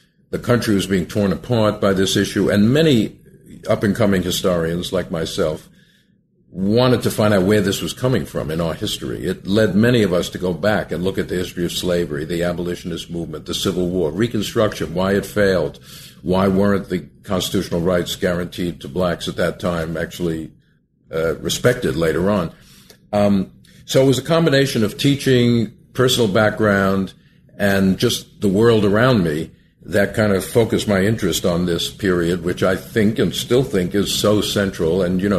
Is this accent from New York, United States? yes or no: yes; Long Island, New York, United States; Well, I grew up in Long Island, a suburb of New York City, and when I was a youth, my aim was really to become a scientist.